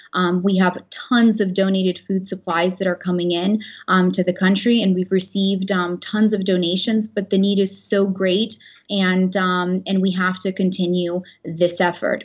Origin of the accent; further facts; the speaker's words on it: Odesa, Odesa Oblast, Ukraine; moved away; I'm originally from Ukraine. I was born in Odessa